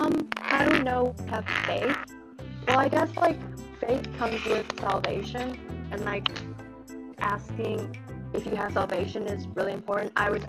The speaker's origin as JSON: {"language": "English", "region": "Wisconsin", "country": "United States", "said": "I'm from Wisconsin in the United States, and I am 15 years old."}